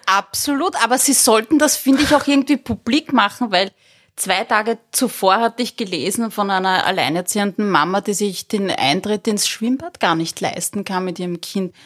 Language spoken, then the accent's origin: German; Berndorf, Lower Austria, Austria; moved away; also born or lived in Zimbabwe; ich war vier Jahre alt, sind wir von Simbabwe nach Berndorf gezogen